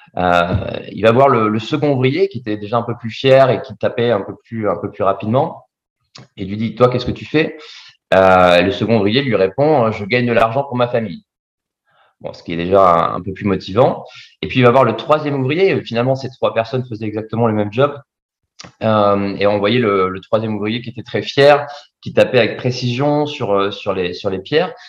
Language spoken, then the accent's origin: French; Bordeaux, Nouvelle-Aquitaine, France; also born or lived in Vietnam; je suis originaire de Bordeaux